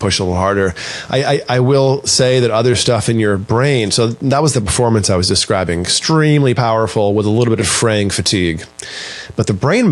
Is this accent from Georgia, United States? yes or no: no; Maine, United States; I grew up in Maine